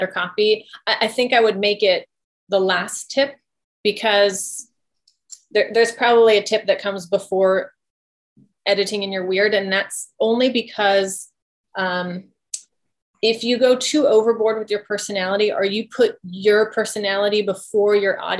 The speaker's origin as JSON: {"language": "English", "region": "the South", "country": "United States", "tie": "born or raised there", "said": "I grew up in the South around a whole bunch of different cultures. My family is Cajun"}